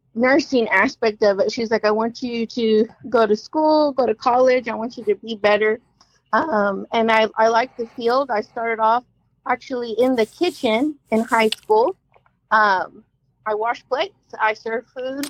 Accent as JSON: {"language": "English", "town": "Oklahoma City", "region": "Oklahoma", "country": "United States", "tie": "born or raised there", "said": "I'm from here. I'm from Oklahoma City. I was born and raised."}